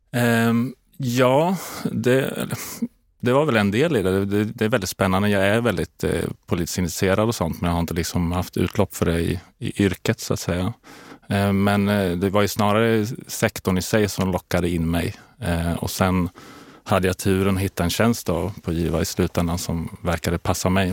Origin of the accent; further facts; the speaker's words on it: Linköping, Östergötland, Sweden; moved away as an adult; also born or lived in Kalmar; now in Stockholm, Sweden; jag är från Linköping från början, eh, uppväxt på landet där utanför.